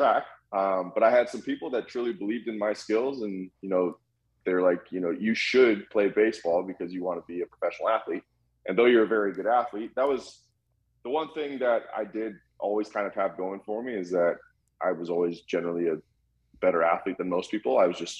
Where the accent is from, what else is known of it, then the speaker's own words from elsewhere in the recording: Vancouver, British Columbia, Canada; also born or lived in Calgary; So I was born in Calgary, Alberta, Canada in 1992. And I moved to Vancouver when I was 2 years old.